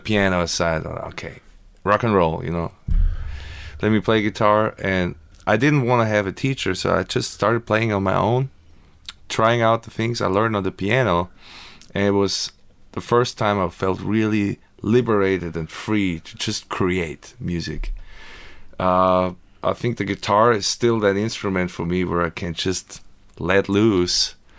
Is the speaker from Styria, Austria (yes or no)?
yes; Graz, Styria, Austria; now in United States; So I grew up in Austria in Graz. That's in the south part.